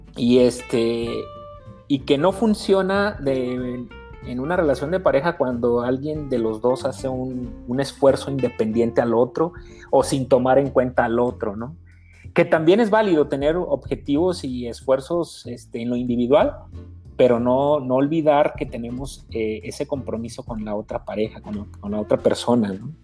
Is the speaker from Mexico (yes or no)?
yes; Mexico; vengo de una educación de familia como, como muchas mexicanas